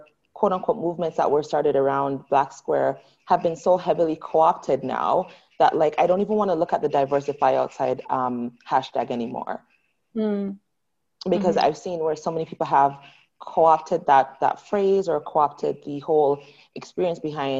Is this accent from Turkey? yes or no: no; Canada; I keep on saying this country, I'm not American, I'm Canadian.